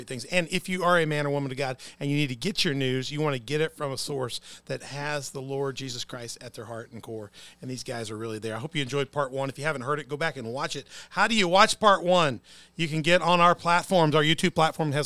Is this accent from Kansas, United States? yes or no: no; Herrin, Illinois, United States; The Independent, which is my hometown paper in Heron.